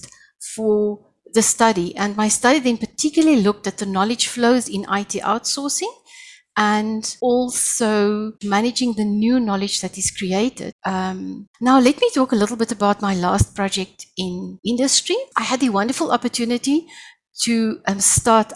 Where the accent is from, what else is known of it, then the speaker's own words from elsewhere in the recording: South Africa; first language Afrikaans; English is a second language; also born or lived in Pretoria, Gauteng; I'm saying hello in my first language, Afrikaans. I'm all the way from South Africa.